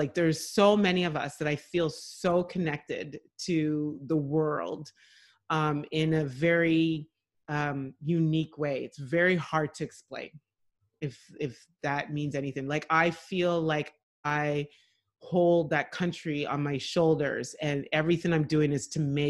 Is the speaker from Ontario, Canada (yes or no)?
yes; Ottawa, Ontario, Canada; born there; I was born in Ottawa, but my parents raised us like we are from there, and I'm so proud of my heritage